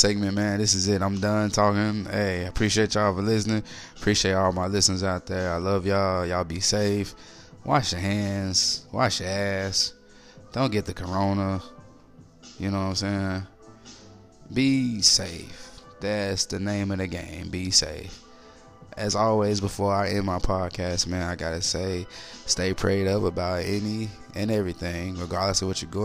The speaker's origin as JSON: {"language": "English", "town": "Little Rock", "region": "Arkansas", "country": "United States", "said": "I'm from Little Rock"}